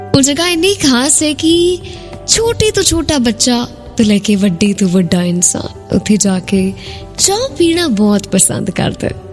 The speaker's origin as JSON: {"language": "Punjabi", "town": "Jalandhar", "region": "Punjab", "country": "India", "said": "ਸਾਡੇ ਸ਼ਹਿਰ ਜਲੰਧਰ"}